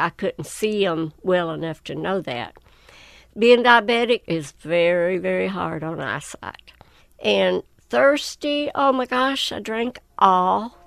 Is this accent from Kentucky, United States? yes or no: yes; Whitesburg, Kentucky, United States; I was born and raised right outside of Whitesburg